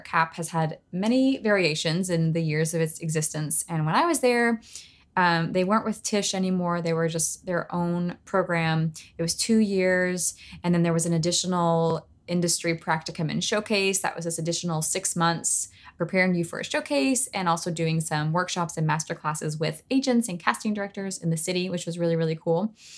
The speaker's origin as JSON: {"language": "English", "town": "Knoxville", "region": "Tennessee", "country": "United States", "tie": "born or raised there", "said": "high school in my hometown of Knoxville"}